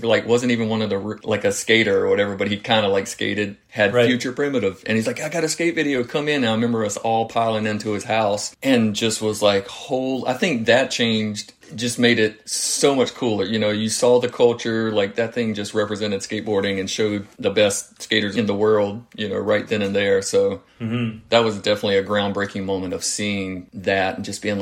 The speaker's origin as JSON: {"language": "English", "town": "Florence", "region": "South Carolina", "country": "United States", "tie": "born or raised there", "moved": "as an adult", "lives_now": "California, United States", "said": "I stuck around in my hometown and went to Francis Marion University in Florence"}